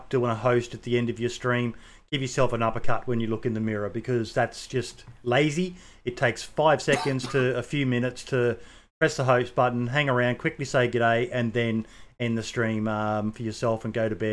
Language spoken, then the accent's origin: English; Australia; being an Aussie myself